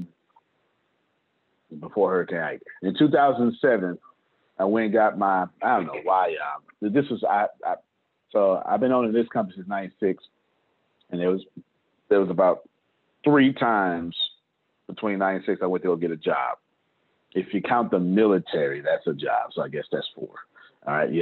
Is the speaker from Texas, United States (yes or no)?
yes; Galveston, Texas, United States; I'm from Galveston, Texas, Menard Park